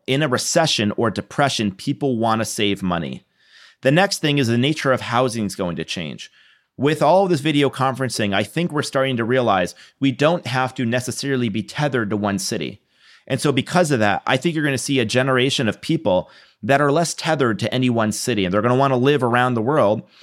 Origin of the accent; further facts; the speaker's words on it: New York, United States; moved away; I'm from New York. My family's in New York